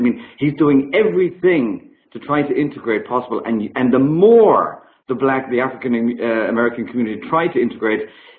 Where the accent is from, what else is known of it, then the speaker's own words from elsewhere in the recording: Northern Ireland, United Kingdom; Because I come from the most sectarian country in the world.